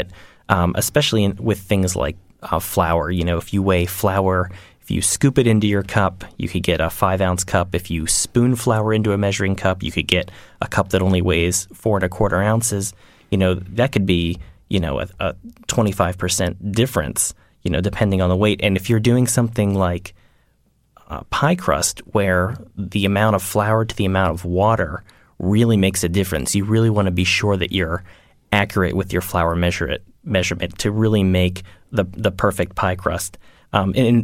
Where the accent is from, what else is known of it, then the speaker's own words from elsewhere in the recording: Pittsburgh, Pennsylvania, United States; I grew up outside of Pittsburgh, and I went to college and graduate school at the University of Pittsburgh